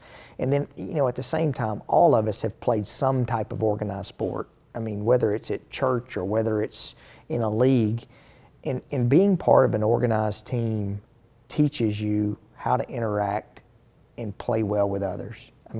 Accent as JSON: {"language": "English", "town": "Monteagle", "region": "Tennessee", "country": "United States", "tie": "born or raised there", "said": "I'm a country guy. I grew up in Mont Eagle. I grew up in mainly a very rural area."}